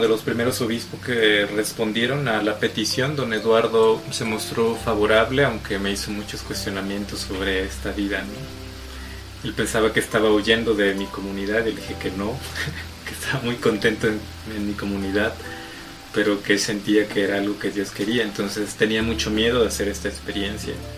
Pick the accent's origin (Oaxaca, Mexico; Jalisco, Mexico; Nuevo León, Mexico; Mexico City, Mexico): Oaxaca, Mexico; Salina Cruz; also born or lived in Veracruz; now in Huatusco, Mexico; nací en Salina Cruz, Oaxaca. Mi familia es originaria del estado de Veracruz